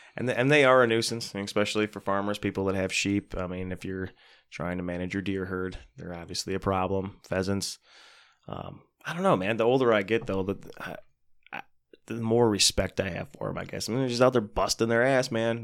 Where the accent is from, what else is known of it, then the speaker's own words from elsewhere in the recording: United States; I grew up in the Buchanan area, South mm-hmm. South County